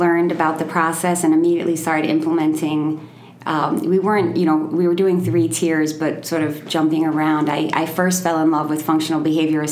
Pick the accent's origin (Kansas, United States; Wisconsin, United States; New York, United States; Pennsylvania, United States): New York, United States; moved away as an adult; also born or lived in Albany, New York / Molokai, Hawaii; I'm from New York. I was living in Albany, New York at the time